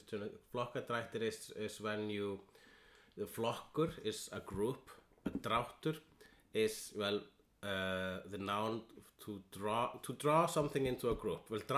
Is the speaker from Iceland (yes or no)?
yes; Iceland; And I am an Icelandian.